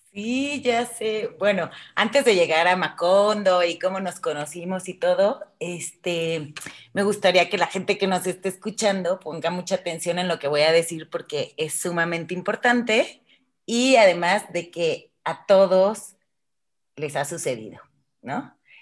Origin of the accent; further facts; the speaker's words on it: Morelia, Michoacán, Mexico; moved away as an adult; also born or lived in France; Morelia no, no, era, no era un momento fácil cuando, cuando yo tenía 18 años